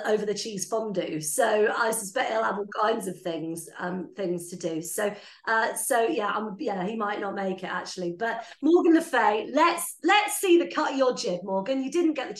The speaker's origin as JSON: {"language": "English", "town": "Blandford Forum", "region": "South West England", "country": "United Kingdom", "said": "I'm from Blandford Forum originally"}